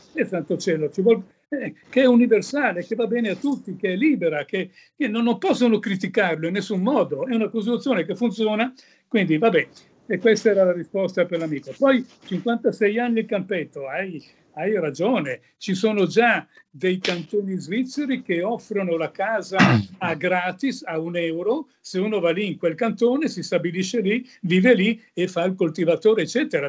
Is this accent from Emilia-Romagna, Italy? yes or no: no; Milan, Lombardy, Italy; io sono nato e vissuto a Milano